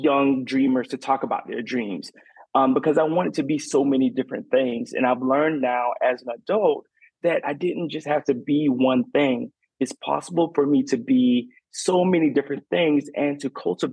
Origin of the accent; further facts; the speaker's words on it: Garnett, South Carolina, United States; moved away as an adult; now in Savannah, United States; I grew up in Garnet, South Carolina, and down the dirt roads of South Carolina